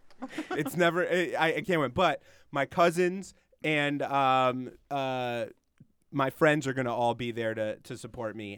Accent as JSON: {"language": "English", "town": "Springfield", "region": "Massachusetts", "country": "United States", "tie": "born or raised there", "also_born_or_lived": "Los Angeles", "moved": "as an adult", "said": "I grew up in Springfield."}